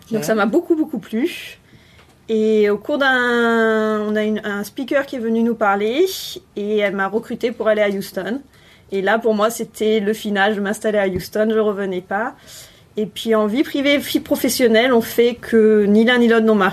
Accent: Bordeaux, Nouvelle-Aquitaine, France; moved away as an adult; also born or lived in Brest / Lyon / Sète / Paris; je suis de Bordeaux. Et après mon bac, je suis partie à Brest pour faire une licence de biologie. Je suis partie à Lyon pour continuer sur un master de biologie. Ensuite, j'ai fait un an à Sète, et ensuite, je suis partie sur Paris pour faire ma thèse.

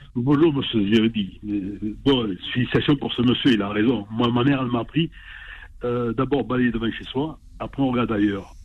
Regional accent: Marseille, Provence-Alpes-Côte d'Azur, France; je suis né à Marseille, mais de, parents immigrés

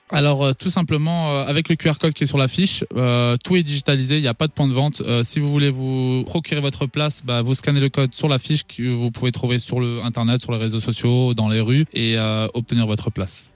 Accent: Strasbourg, Grand Est, France; je suis originaire de Strasbourg, j'ai grandi à Haute-Pierre

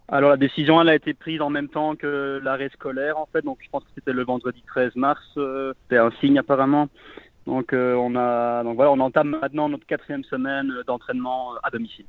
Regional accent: Malmedy, Wallonia, Belgium; je suis originaire de Malmedy

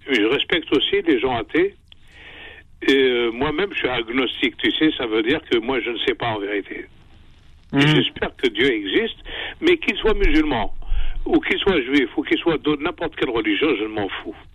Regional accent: Algeria; Je suis algérien.

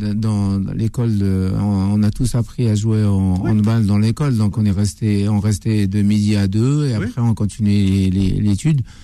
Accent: Algeria; now in Paris, France; j'ai grandi, je suis né à Orange, j'ai grandi à Orange, j'ai été formé à Orange

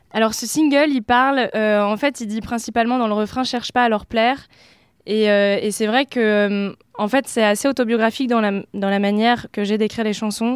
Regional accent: Oise, Picardy, Hauts-de-France, France; moved away as an adult; now in Paris, France; je suis originaire de Picardie, j'ai grandi dans l'Oise et je suis arrivée sur Paris pour mes études il y a quelques années

